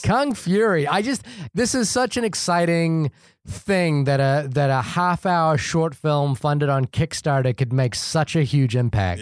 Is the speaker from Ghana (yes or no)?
no; New Zealand; born or raised there